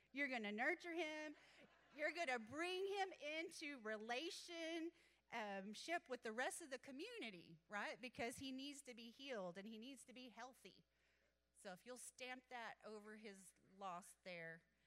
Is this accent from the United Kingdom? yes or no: no; Athens, Texas, United States; I grew up in Athens, actually, and um, so this is my hometown